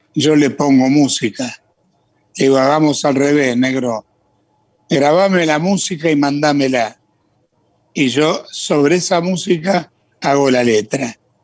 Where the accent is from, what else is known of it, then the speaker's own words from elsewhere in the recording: Santa Fe, Argentina; moved away; also born or lived in Córdoba / Buenos Aires; En Santa Fe, ciudad donde yo nací, yo cantaba de pibe, pantalones cortos